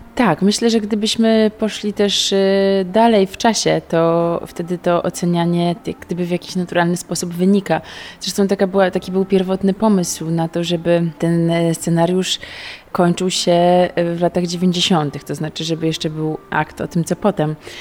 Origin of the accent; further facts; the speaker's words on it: Gdańsk, Pomeranian Voivodeship, Poland; No ja też jestem stąd... Y, z Gdańska, tu się urodziłam, tu się wychowałam